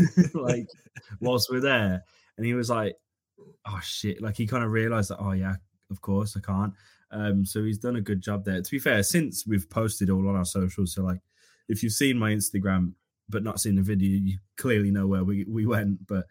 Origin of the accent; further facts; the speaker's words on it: Birmingham, West Midlands, United Kingdom; moved away as an adult; now in Manchester, United Kingdom; I grew up in Erdington, which is in Birmingham